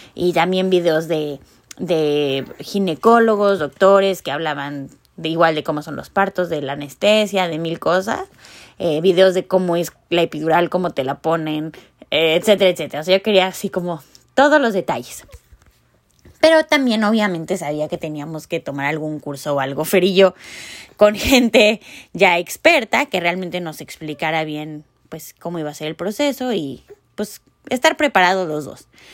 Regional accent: Mexico; moved away; yo soy de México

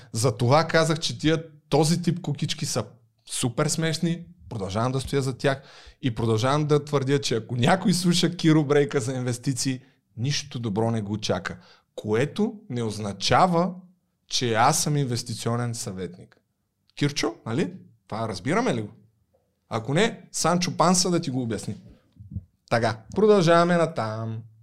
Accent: Targovishte, Targovishte Province, Bulgaria; accent: Targovishte dialect; now in Sofia, Bulgaria; съм от търговище и факта, че говоря така, е умишлено, за да подчертая моят търговешки происход.

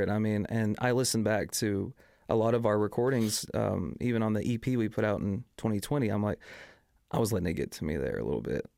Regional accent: Kilgore, Texas, United States; as well as in East Texas, where I'm from. I'm from Kilgore, East Texas

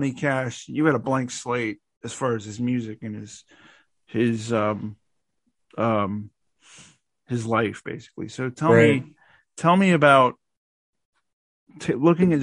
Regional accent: outside of Atlanta, Georgia, United States; I grew up in outside of Atlanta

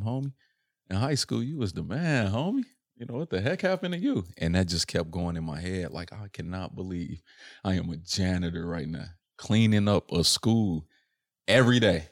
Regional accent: Chicago, Illinois, United States; born or raised there

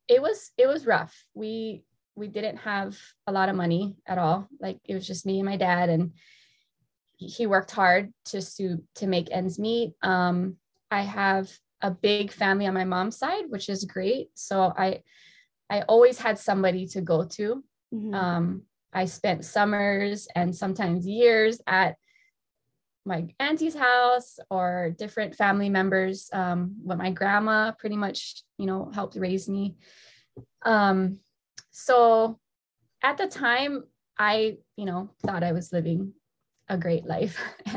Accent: Kailua, Hawaii, United States; I born and raised here on the island of Oahu, moved all over the place. So I was born in Kailua, raised in Kailua for a couple of years.

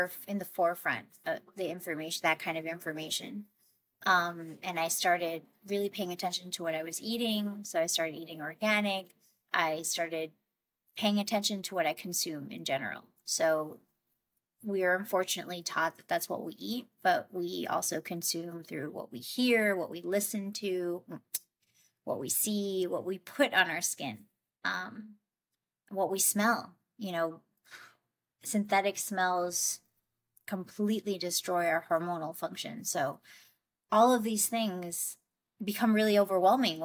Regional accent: New York, United States; moved away as an adult; also born or lived in Colombia; I grew up in New York. And then when I turned 24, I moved to Colombia to start my own nonprofit.

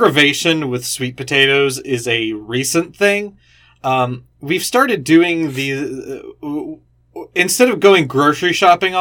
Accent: Alabama and Florida, the South, United States; I grew up in Alabama and Florida, and my mom and her parents were from New York

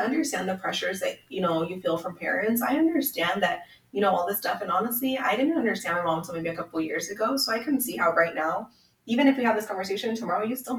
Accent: Federal Way, Washington, United States; Like I said, it's where I grew up. Like, I grew up in Federal Way.

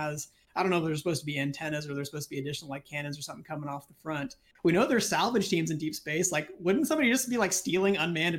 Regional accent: California, United States; I'm from California, so we call everybody bro or dude or guy.

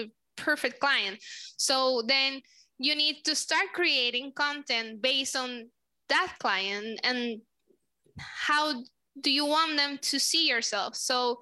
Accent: Puerto Rico; first language Spanish; English is a second language; I'm from Puerto Rico. My first language is Spanish

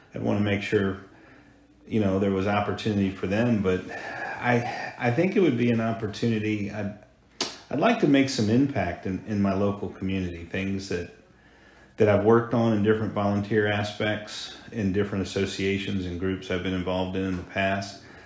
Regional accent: Hampton, Virginia, United States; also born or lived in Colorado; Grew up in Hampton, Virginia, nestled on the Chesapeake Bay

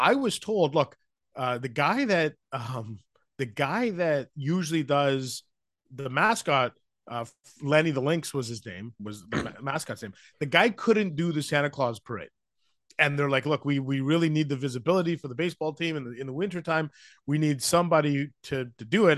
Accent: Vancouver, British Columbia, Canada; moved away as an adult; now in Ottawa, Canada; I grew up in Vancouver

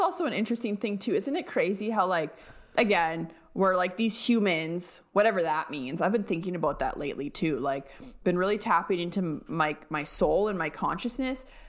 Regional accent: Alberta, Canada; moved away; growing up in Alberta

